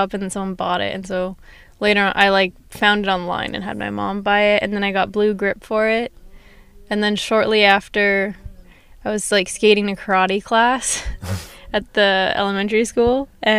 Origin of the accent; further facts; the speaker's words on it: Van Nuys, California, United States; also born or lived in Simi Valley, United States; I don't even remember living in Simi Valley. Uh-huh. I think my first memories are in Van Nuys.